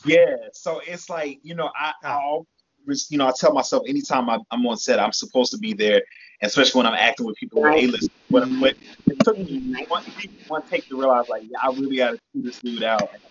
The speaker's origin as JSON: {"language": "English", "region": "the South", "country": "United States", "tie": "born or raised there", "said": "she raised us in the South"}